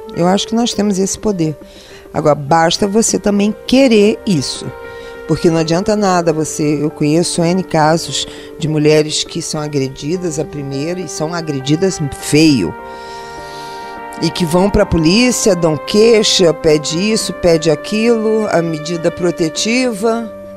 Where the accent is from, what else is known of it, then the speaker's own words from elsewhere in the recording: Rio de Janeiro, Brazil; eu sou carioca, do Rio de Janeiro, nascida na Laranjeiras, criada na Lapa e criada em Santa Teresa num colégio interno de freiras